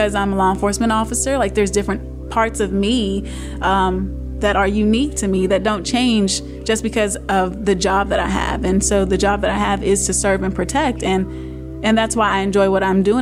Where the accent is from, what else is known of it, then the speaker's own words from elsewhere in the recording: Roanoke, Virginia, United States; I was raised here in Roanoke City